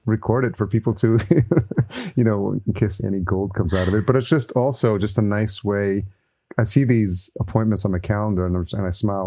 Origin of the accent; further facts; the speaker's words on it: New York City, New York, United States; moved away; I'm a New Yorker at heart. It'll always be in my blood.